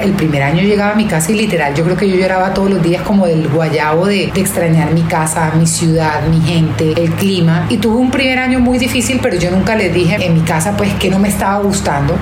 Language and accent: Spanish; Barranquilla, Atlántico, Colombia; also born or lived in Australia; yo soy barranquillera, tuve la ventaja de crecer en el Caribe